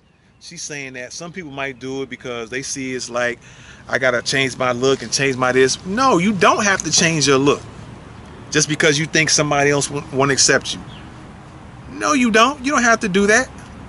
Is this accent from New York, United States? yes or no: yes; Bronx, New York, United States; I'm from the same borough as y'all. I'm from the Bronx, all right?